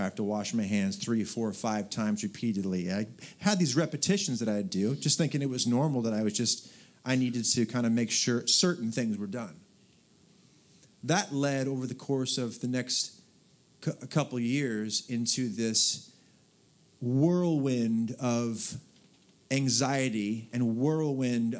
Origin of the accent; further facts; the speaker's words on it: Southern California, United States; moved away; also born or lived in Portland / Dallas, Texas; I was raised in Southern California, Portland